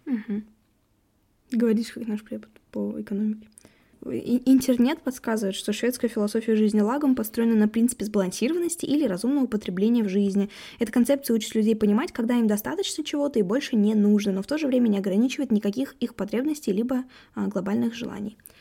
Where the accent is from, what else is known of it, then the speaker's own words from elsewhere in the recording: Ufa, Bashkortostan, Russia; мы из Уфы, где вообще там полтора миллиона человек почти живет